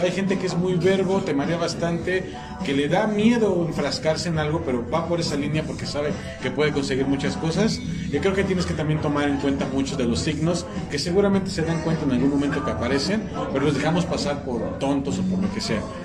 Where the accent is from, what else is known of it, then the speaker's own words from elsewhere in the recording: Mexico City, Mexico; yo soy de la Ciudad de México